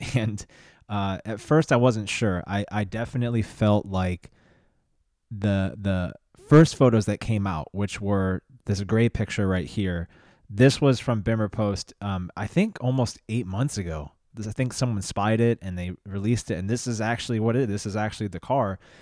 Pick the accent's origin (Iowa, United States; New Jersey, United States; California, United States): California, United States; San Diego; growing up in San Diego